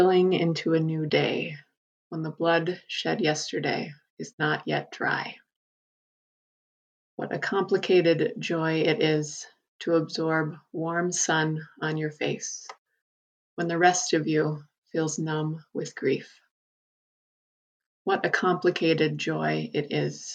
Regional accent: South Dakota, United States; growing up in South Dakota, my relationship with the prairie, the Great Plains

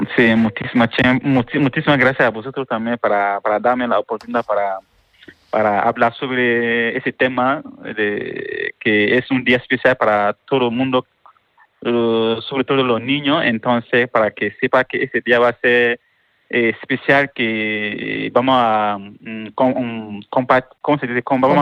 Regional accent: Mali; moved away as an adult; now in Málaga, Spain; soy de Mali, vengo de Mali

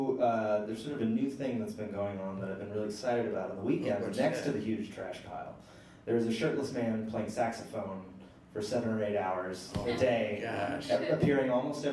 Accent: Missouri, United States; I am from Missouri.

